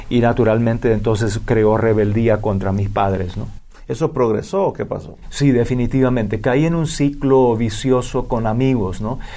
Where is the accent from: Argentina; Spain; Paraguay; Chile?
Paraguay; vengo del Paraguay, nací, crecí, me malcrié en Paraguay